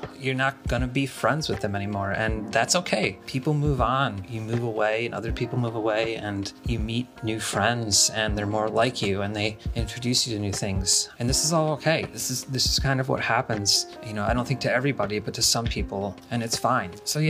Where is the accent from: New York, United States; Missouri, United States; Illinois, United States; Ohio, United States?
New York, United States; Western; I'm from Western New York.